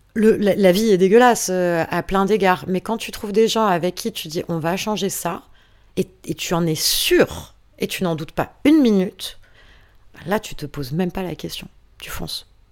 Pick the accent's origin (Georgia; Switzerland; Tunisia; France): France; on est français